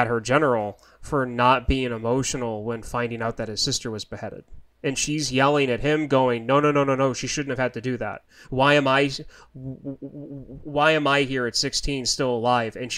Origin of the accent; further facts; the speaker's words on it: United States; because I'm American